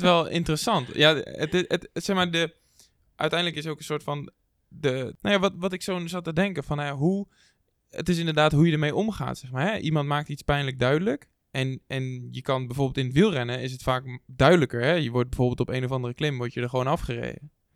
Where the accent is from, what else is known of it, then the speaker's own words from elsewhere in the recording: Netherlands; wij als Nederlanders